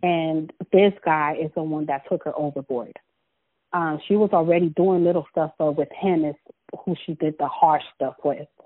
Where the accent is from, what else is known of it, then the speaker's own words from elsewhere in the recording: Los Angeles, California, United States; I was born and raised in South Central